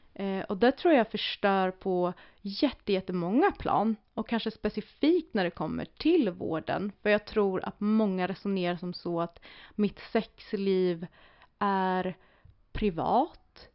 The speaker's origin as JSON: {"language": "Swedish", "country": "Sweden", "said": "vi som svenskar"}